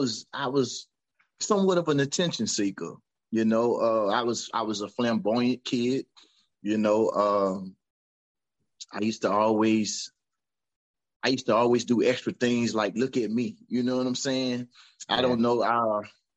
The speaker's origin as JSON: {"language": "English", "town": "Franklinton", "region": "Louisiana", "country": "United States", "tie": "born or raised there", "also_born_or_lived": "Amite, Louisiana / Slidell, Louisiana", "said": "I'm from Franklinton, Louisiana, smaller town, southeast"}